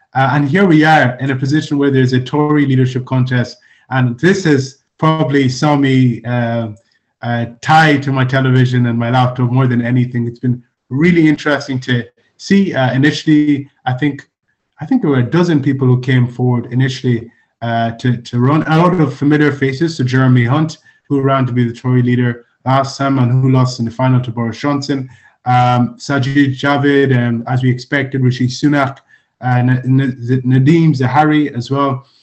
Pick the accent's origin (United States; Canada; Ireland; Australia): Ireland; also born or lived in Nigeria; I'm Nigerian Irish.